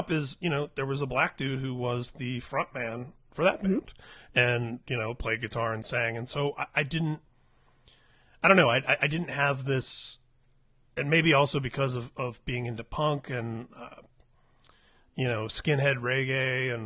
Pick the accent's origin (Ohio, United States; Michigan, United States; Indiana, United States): Indiana, United States; Indianapolis; moved away as an adult; now in California, United States; growing up in Indianapolis of all places